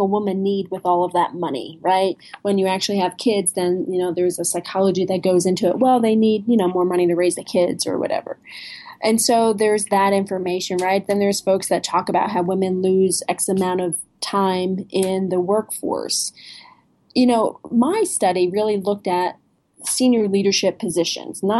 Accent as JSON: {"language": "English", "region": "New Jersey", "country": "United States", "said": "I'm from New Jersey."}